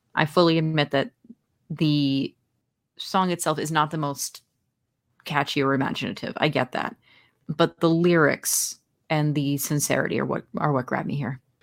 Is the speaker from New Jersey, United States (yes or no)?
yes; New Jersey, United States; born and raised in my home state of New Jersey